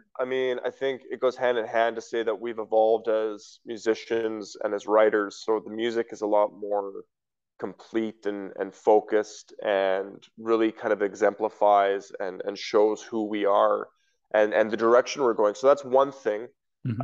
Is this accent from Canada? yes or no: yes; Western Canada, Canada; especially growing up in Western Canada